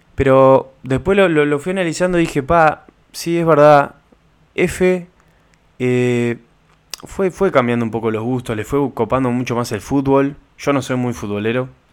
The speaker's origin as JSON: {"language": "Spanish", "country": "Uruguay", "said": "Como uruguayo"}